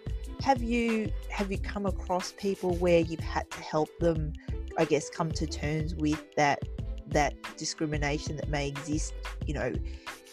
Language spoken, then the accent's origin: English; Australia; growing up in Australia with an Asian background